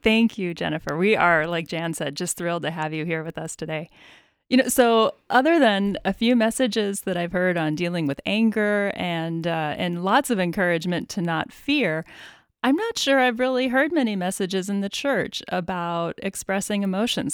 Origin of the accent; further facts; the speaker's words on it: Midwest, United States; Midwest, but, but particularly that Scandinavian kind of Lutheran background